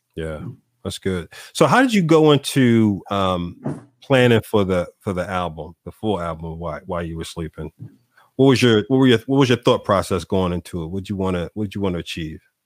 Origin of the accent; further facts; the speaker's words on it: Philadelphia, Pennsylvania, United States; also born or lived in Chicago / Dallas; now in Wilmington, United States; I'm from from Philly, you know, originally. I still, you know, I'm down the street from Philly now, Wilmington, Delaware